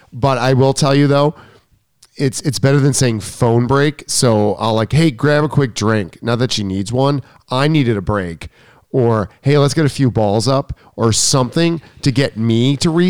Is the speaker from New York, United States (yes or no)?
yes; New York, United States; I'm a New Yorker. Yeah, hurry up. New York minute.